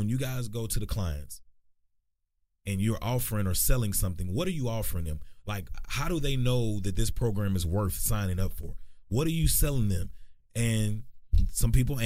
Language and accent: English; Texarkana, United States; growing up in Texarkana